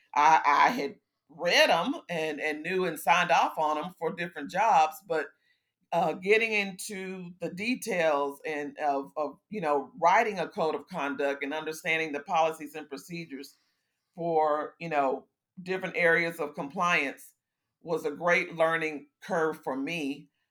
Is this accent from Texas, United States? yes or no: yes; Houston, Texas, United States; also born or lived in Fort Hood, Texas; I consider myself a native Houstonian, but actually, I was born in Fort Hood, Texas, when my dad was in the Army